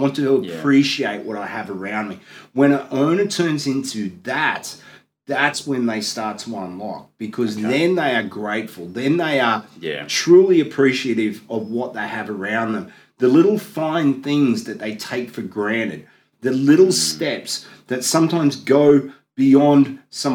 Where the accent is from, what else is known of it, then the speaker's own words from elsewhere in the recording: Gold Coast, Queensland, Australia; I'm a boy from the Gold Coast